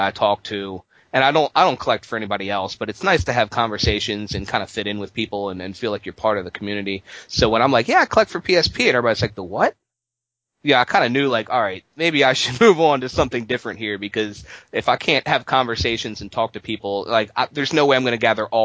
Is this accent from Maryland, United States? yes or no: yes; Baltimore, Maryland, United States; I'm from Baltimore.